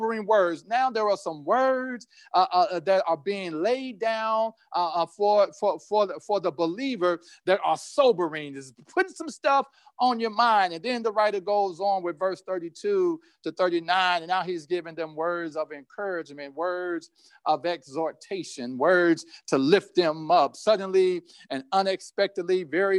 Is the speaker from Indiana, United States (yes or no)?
yes; Indianapolis, Indiana, United States; as a child growing up in Indianapolis